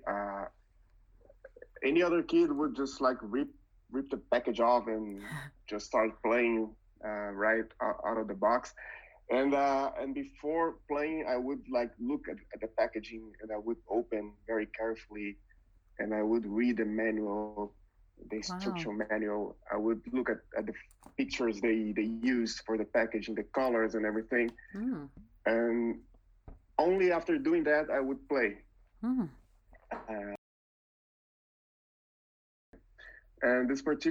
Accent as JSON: {"language": "English", "country": "Brazil", "second_language": "English", "moved": "as an adult", "lives_now": "London, United Kingdom", "said": "I'm originally from Brazil. Mm-hmm. You can tell by my accent, right?"}